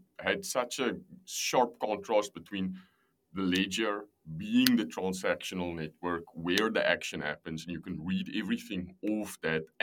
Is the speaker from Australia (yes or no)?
no; South Africa; moved away as an adult; also born or lived in Amsterdam; I'm from South Africa originally